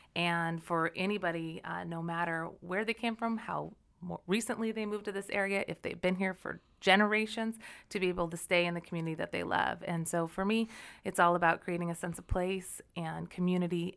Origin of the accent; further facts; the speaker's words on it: Olympia, Washington, United States; also born or lived in Denver; I grew up actually in the South end of Puget Sound in Olympia